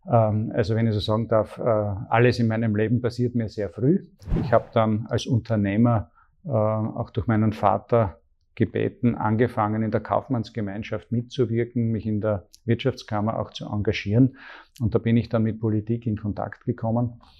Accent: Graz, Styria, Austria; Ähm, ich bin aufgewachsen in Graz

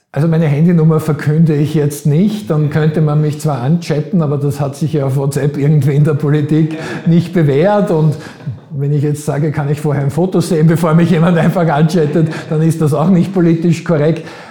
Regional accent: Vienna, Austria; also born or lived in Graz; Wiener wie ich

